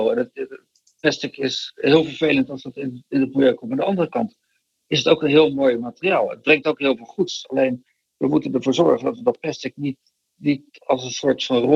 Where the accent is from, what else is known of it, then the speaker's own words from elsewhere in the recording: Rotterdam, South Holland, Netherlands; also born or lived in Delft; in Delft geboren, maar eh, ik ben wel getogen in Rotterdam.